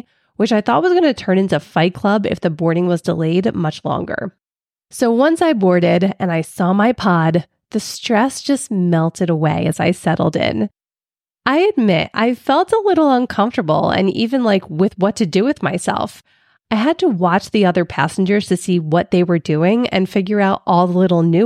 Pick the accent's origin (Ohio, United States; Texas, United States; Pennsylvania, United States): Pennsylvania, United States; Philadelphia; moved away; also born or lived in Florida; I grew up in Philly and spent my summers vacationing at the Jersey Shore